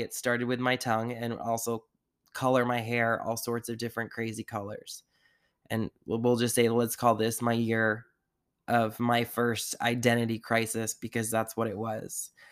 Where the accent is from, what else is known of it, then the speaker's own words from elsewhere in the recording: Sandwich, Massachusetts, United States; also born or lived in Taunton, Massachusetts; where we grew up on the Cape in Massachusetts in Sandwich was just a very closed off community